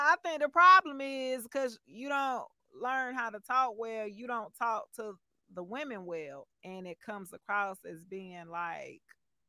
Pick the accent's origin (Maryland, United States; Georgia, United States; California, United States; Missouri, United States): Georgia, United States; Stone Mountain; also born or lived in Decatur, Georgia; I moved but was raised in Stone Mountain. So right. It's like I was born in the hood, but I was raised in the suburbs.